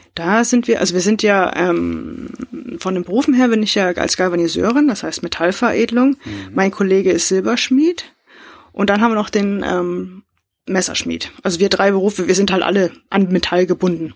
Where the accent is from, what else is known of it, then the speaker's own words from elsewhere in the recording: Northern Germany, Germany; Bei uns in Norddeutschland